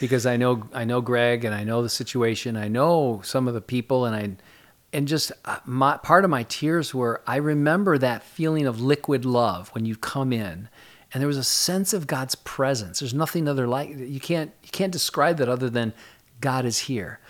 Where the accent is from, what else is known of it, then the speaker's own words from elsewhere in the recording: Jackson, Michigan, United States; moved away as an adult; also born or lived in Southern California; now in New Jersey, United States; originally Michigan. I grew up in Michigan, went to Michigan State